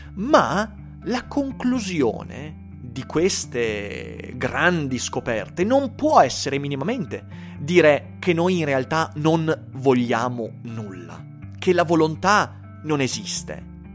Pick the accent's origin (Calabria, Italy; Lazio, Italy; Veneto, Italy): Veneto, Italy; Vicenza; sono vicentino